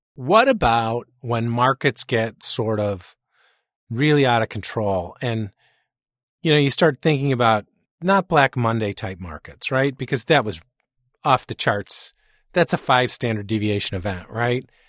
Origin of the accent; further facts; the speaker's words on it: Chicago, Illinois, United States; I'm from Chicago, so I don't speak English